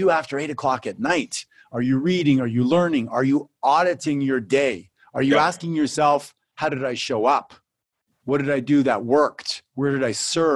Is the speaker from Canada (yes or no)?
yes; Canada; also born or lived in Phoenix, Arizona; I come from Canada